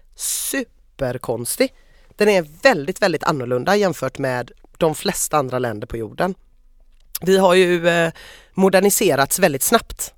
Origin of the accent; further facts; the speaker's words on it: Sweden; jag är svensk